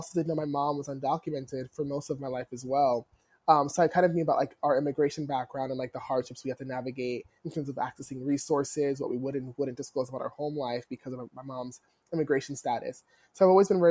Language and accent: English; New Jersey, United States; I grew up in South Jersey